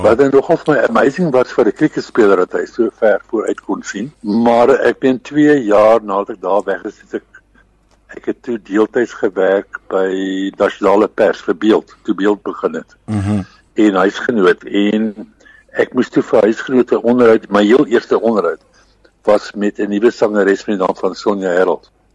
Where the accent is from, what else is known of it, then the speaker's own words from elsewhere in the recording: Kroonstad, Free State, South Africa; moved away; also born or lived in Middelburg, Eastern Cape / Transvaal; Groot geword in die, in die Vrystad